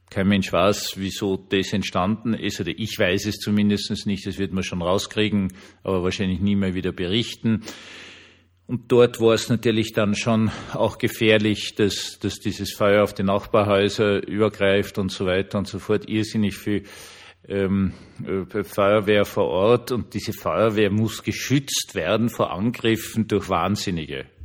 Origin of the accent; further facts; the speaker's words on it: Vienna, Austria; selbst als Wiener weiß ich, dass äh, Berlin zumindest heutzutage kein Hüttendorf an der Spree ist